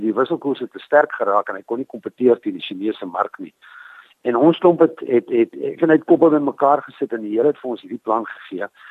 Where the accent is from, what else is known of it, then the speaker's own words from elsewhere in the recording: Prieska, Northern Cape, South Africa; moved away as an adult; also born or lived in Carnarvon; ek het groot geword aan Priska in die Karoo. Ehm um, ek is gebore in Karnavan. So ek is maar 'n boerling van die Karoo.